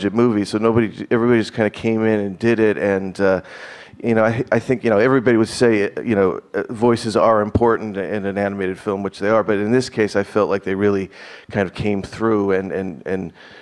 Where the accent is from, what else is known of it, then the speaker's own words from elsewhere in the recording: Burbank, California, United States; growing up in Burbank